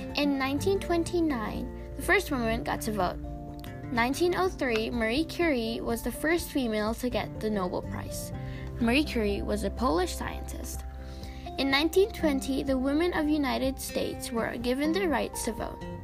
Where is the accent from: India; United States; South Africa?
India; I come from India